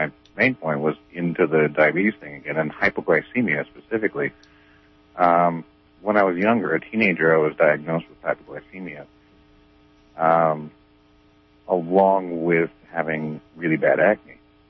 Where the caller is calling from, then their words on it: Garberville, California, United States; I'm from here in Garberville.